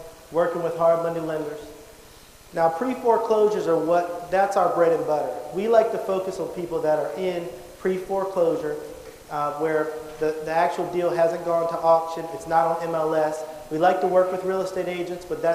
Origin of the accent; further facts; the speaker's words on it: Charlotte, North Carolina, United States; I'm originally from Charlotte, North Carolina.